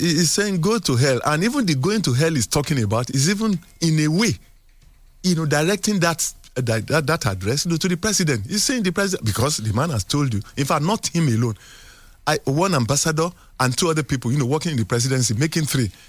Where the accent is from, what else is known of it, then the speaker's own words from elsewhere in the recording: Nigeria; as a Nigerian